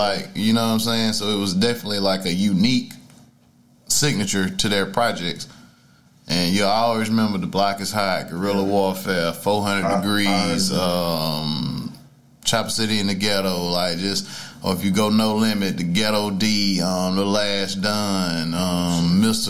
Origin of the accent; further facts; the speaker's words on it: the South, United States; I'm a Southerner